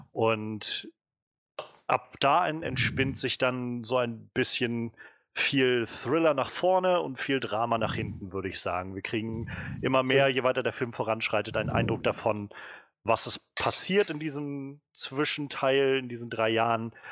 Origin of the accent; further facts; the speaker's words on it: Röbel, Mecklenburg-Vorpommern, Germany; das fast auf den Punkt genauso aus wie in der Nähe von Röbel, wo ich aufgewachsen bin.